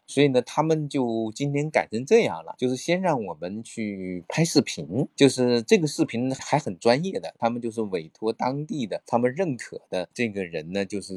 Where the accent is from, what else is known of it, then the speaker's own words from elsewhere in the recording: China; 比较震惊他们的时候，我是从中国来的，实在是很远。